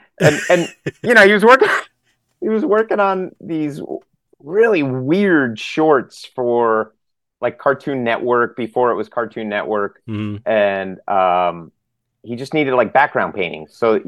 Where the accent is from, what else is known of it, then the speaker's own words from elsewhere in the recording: Long Island, New York, United States; New York. I'm a New York guy.